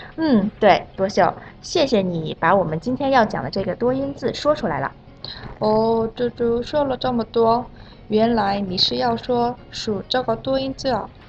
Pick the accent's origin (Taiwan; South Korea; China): South Korea; 我是来自韩国的